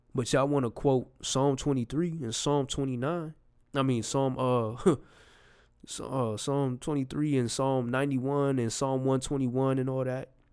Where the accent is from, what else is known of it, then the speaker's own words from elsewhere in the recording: New York, United States; I'm from New York